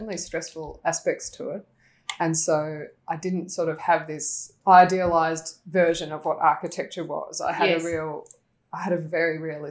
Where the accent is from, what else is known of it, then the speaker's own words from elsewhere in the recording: Melbourne, Victoria, Australia; I grew up in Melbourne, not far from here actually, just in Carlton